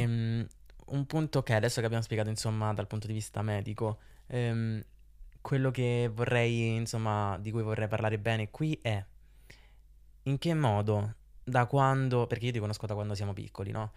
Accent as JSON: {"language": "Italian", "town": "Rome", "region": "Lazio", "country": "Italy", "accent": "Roman", "said": "ero abbastanza romano, ma d'altronde sono romano"}